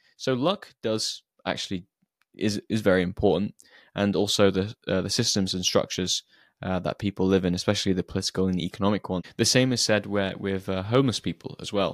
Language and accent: English; Shrewsbury, West Midlands, United Kingdom; Shrewsbury, which is my hometown